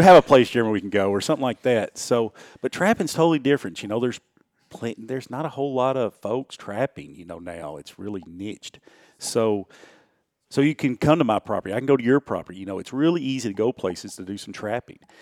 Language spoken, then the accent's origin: English; Houston County, Tennessee, United States; I grew up in Houston County, not far from here